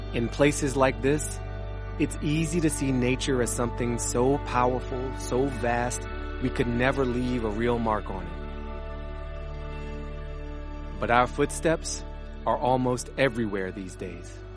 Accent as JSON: {"language": "English", "town": "Washington", "region": "District of Columbia", "country": "United States", "tie": "born or raised there", "said": "I was born in September 1977 in Washington, D.C."}